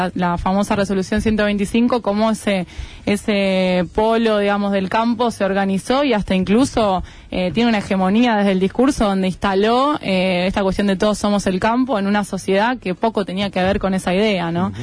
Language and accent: Spanish; Argentina; como argentinos